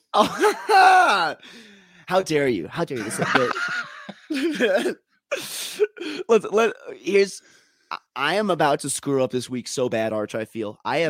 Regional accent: Minnesota, United States; also born or lived in Colorado; I'm too Minnesotan

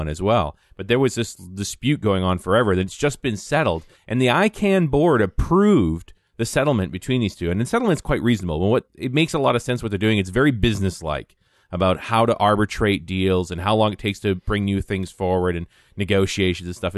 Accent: Canada; I'm a Canadian

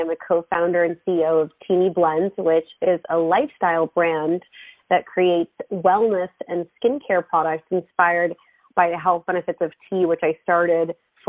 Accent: Florida, United States; also born or lived in Israel; I was born in Israel, and my family moved to Florida when I was 6 years old. So I did grow up the majority of my life in Florida

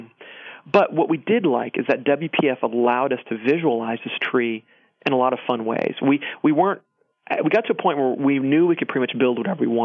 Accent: Georgia, United States; moved away; I was born in Georgia

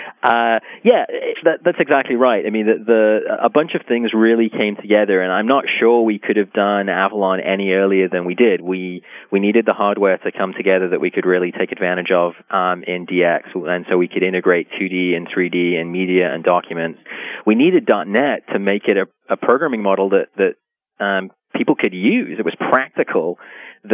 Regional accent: England, United Kingdom; growing up in England and learning to program in the 80s

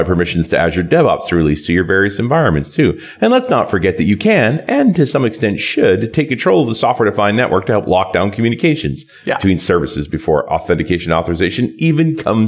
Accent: Canada; I'm a Canadian

